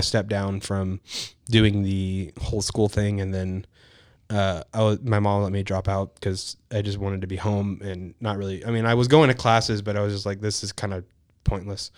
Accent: League City, Texas, United States; also born or lived in Pasadena, Texas / East Bernard, Texas; born and raised in Texas.

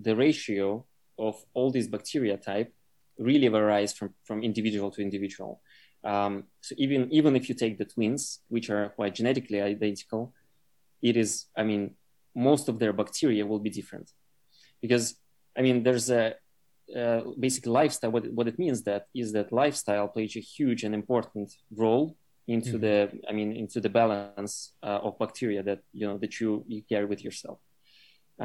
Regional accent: Russia; moved away; I grew up in Russia

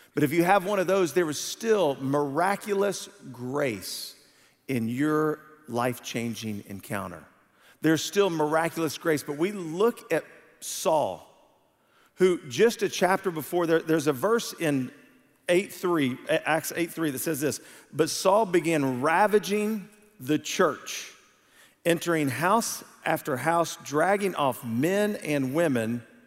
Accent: Houston, Texas, United States; I was raised in Houston. I consider myself a Houstonian

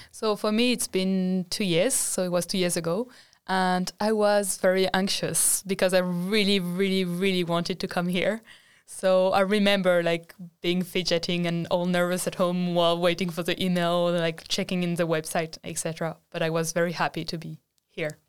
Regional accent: France; moved away as an adult; now in Sweden; I come from France

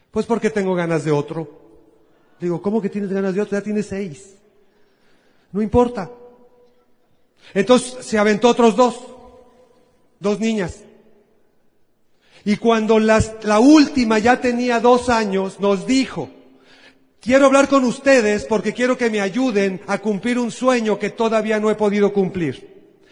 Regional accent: Guadalajara, Jalisco, Mexico; Yo soy de Guadalajara. Paisanos, ¿cómo están ustedes? Al rato nos tomamos una, nos comemos una torta ahogada.

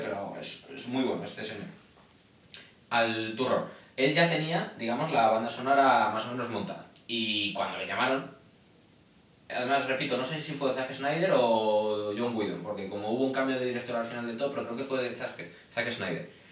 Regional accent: Spain; en España también somos muy latinos

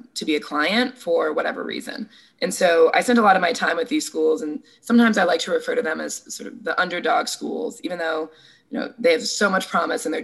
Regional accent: Cumberland, Rhode Island, United States; moved away as an adult; also born or lived in Syracuse, New York; now in Charlottesville, United States; I'm from a town called Cumberland, Rhode Island

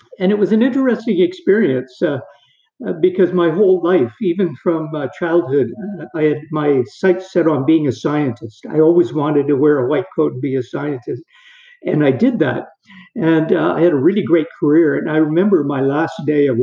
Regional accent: Perth, Ontario, Canada; I was born in Perth, which is a small town in eastern Ontario

